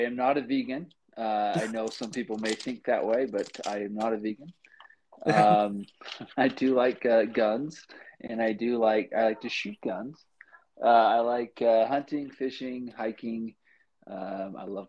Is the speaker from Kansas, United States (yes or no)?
no; Provo, Utah, United States; I grew up in Provo